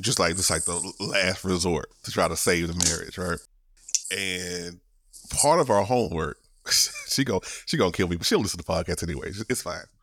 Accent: Shreveport, Louisiana, United States; my hometown, shout out to Shreveport.

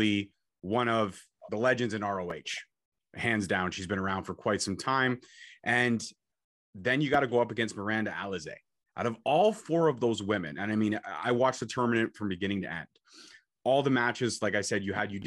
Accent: Canada; I'm Canadian, got to rep Canada

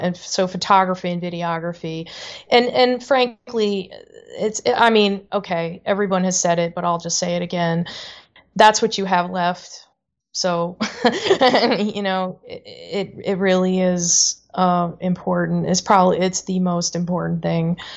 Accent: Canada; moved away; I grew up in Canada

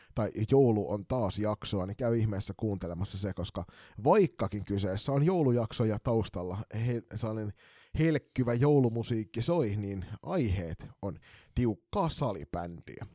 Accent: Kotka, Kymenlaakso, Finland; now in Turku, Finland; mun rakkaassa kotikaupungissani Kotkassa

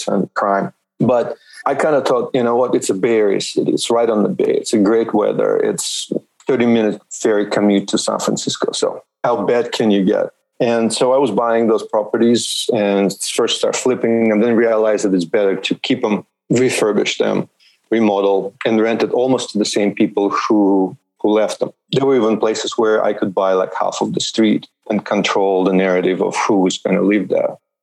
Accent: suburb of Moscow, Moscow Oblast, Russia; moved away as an adult; now in United States; born in Soviet Union in Russia and grew up in a suburb of Moscow in a communal apartment

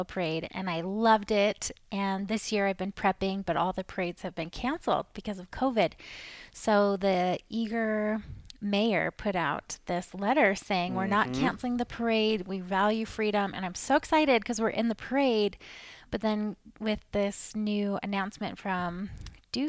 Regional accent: Maine, United States; moved away as an adult; also born or lived in Utah; I'm from Maine originally

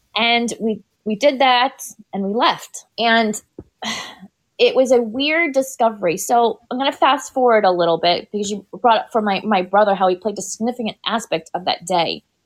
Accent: Tampa Bay area, Florida, United States; born or raised there; also born or lived in Bronx, New York

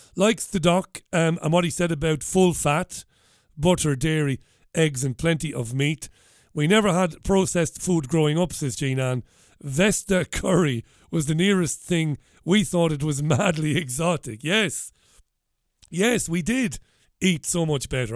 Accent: Waterford, Munster, Ireland; now in Salford, United Kingdom; where I grew up in Ballybeag in Waterford.

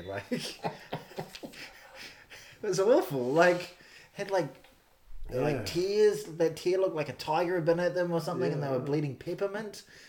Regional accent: New Zealand; also born or lived in Ireland; as an Irish New Zealander

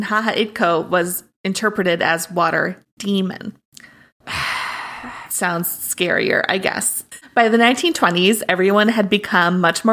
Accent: Minnesota, United States; Minnesota is like the opposite. We're very tall

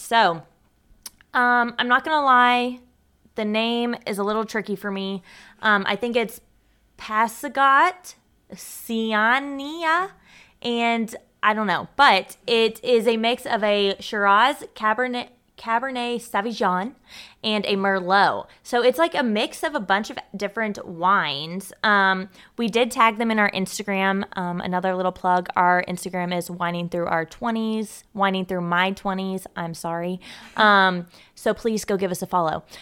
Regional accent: Louisville, Kentucky, United States; now in Cincinnati, United States; my hometown, Louisville

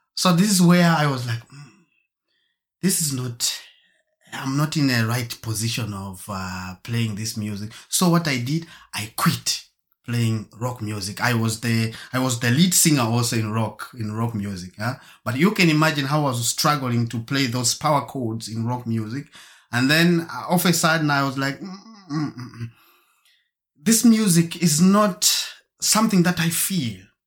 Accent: Germany; also born or lived in Zambia / Marburg; I was born in Zambia and grown up in Germany.

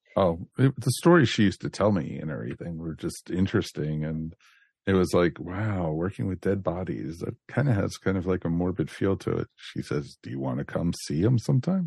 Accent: United States; the area I grew up in outside of Washington, D.C.

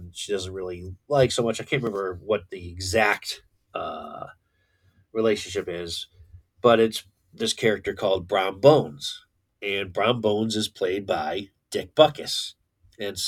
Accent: Connecticut, United States; I was born and raised in Connecticut.

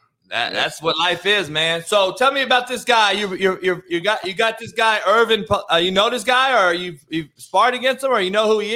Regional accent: Compton, California, United States; when I was growing up in Compton

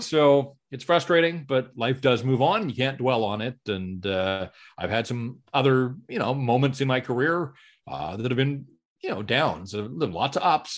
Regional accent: North Vancouver, British Columbia, Canada; grew up in North Vancouver and, and so born and raised in Metro Van and, and this is home

